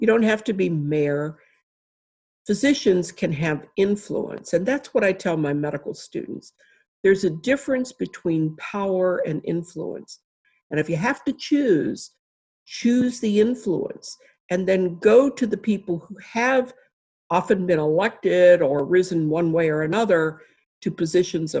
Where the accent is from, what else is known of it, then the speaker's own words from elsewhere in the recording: West Virginia, United States; now in Buffalo, United States; I grew up in West Virginia